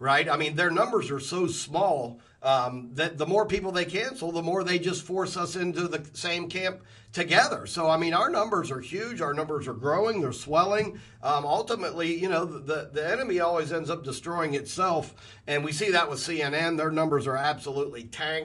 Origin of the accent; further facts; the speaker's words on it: Columbus, Ohio, United States; raised in Columbus, Ohio in the 80s